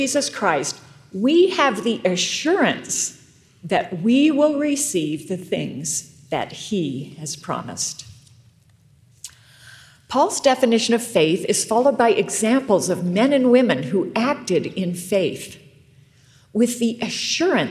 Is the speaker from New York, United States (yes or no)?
yes; rural Western New York, United States; moved away; I grew up in rural New York, Western New York